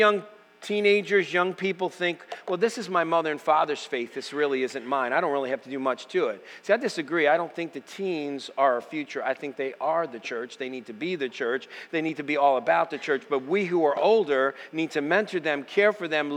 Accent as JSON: {"language": "English", "country": "United States", "said": "I'm American."}